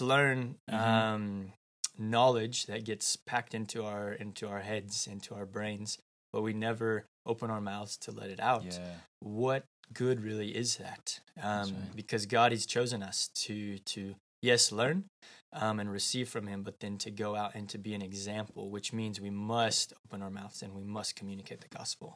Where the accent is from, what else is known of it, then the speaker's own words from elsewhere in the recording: United States; I'm from the United States